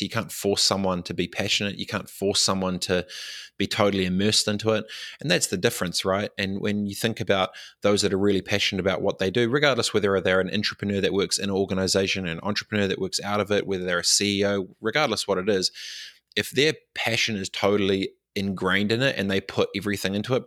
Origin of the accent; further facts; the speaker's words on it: Christchurch, Canterbury, New Zealand; moved away; also born or lived in Dargaville / Fiji; moved back to, um, Christchurch and grew up in Aranui